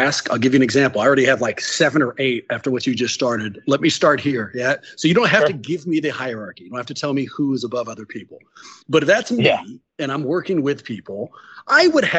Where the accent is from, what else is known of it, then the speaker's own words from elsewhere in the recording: Oakland, California, United States; I grew up in Oakland, California